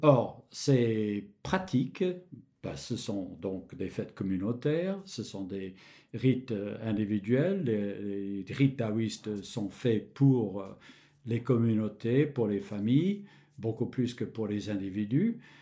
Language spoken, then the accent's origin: French; Michigan, United States; moved away; j'ai grandi dans l'État de Michigan